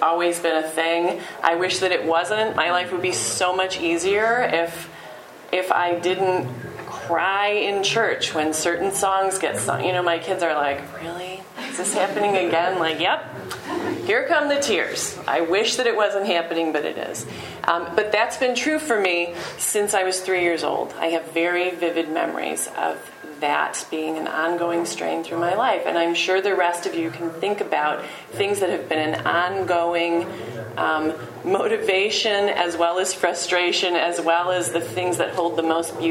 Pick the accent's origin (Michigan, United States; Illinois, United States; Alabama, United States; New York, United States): Michigan, United States; Detroit; I was born in Detroit, and so we were very car-oriented there.